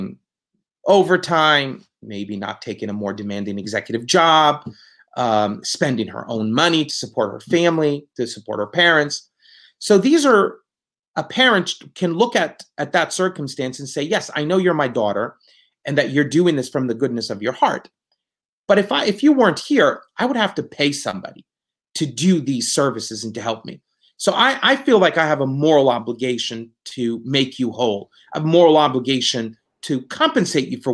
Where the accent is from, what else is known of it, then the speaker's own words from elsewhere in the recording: Palestine; moved away as an adult; now in United States; I was born in the United States, but when I was 6.5 years old, I returned back to Palestine. And I grew up in Palestine